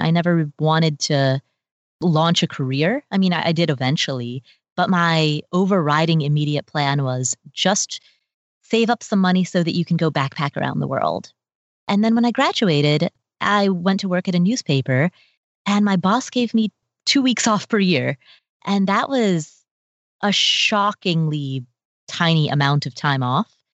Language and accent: English; Cincinnati, Ohio, United States; also born or lived in Kathmandu, Nepal; I grew up in Cincinnati, Ohio